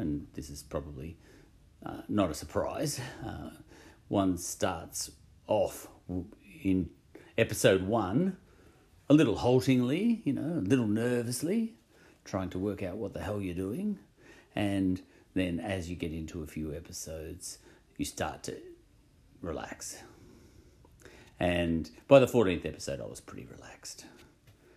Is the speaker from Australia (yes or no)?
yes; Australia; I'm an Australian